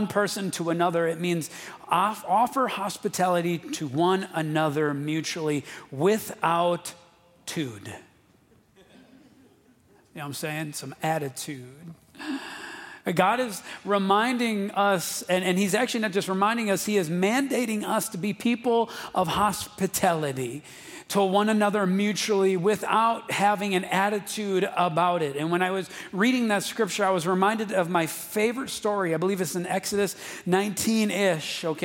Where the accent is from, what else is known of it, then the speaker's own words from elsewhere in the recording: Wisconsin, United States; we're from Wisconsin